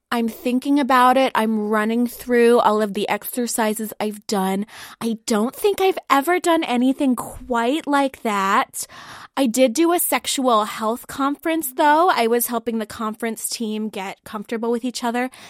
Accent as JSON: {"language": "English", "town": "Columbus", "region": "Ohio", "country": "United States", "said": "I am from Columbus, uh, Columbus, Ohio, um, not any of the other Columbuses"}